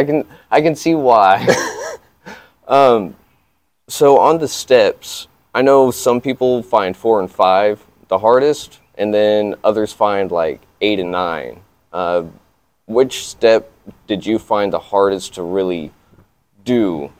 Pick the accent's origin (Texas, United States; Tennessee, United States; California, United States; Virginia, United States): Texas, United States; Amarillo; moved away; I'm from Amarillo, so it's... a dry heat, but yeah. It's also windy.